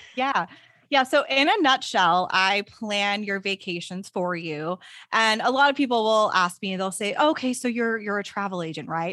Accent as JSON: {"language": "English", "region": "Texas", "country": "United States", "said": "I'm a Texan, so I really love living in Texas."}